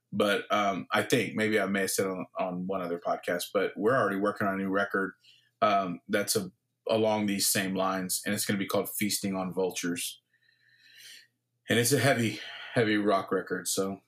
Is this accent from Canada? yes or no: yes; Victoria, British Columbia, Canada; who's from my hometown of Victoria